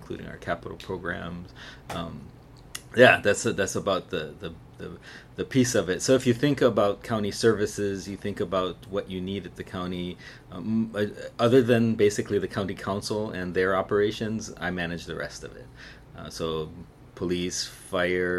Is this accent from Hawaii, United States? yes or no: yes; Maui, Hawaii, United States; also born or lived in Kula, Maui; I was born on Maui in a place called Kanayo